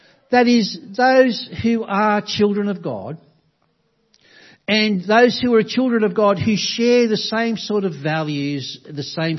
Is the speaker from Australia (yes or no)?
yes; Australia; Many of us, all of us, in a country like Australia, whether we appreciate it or not, enjoy the blessings of Christianity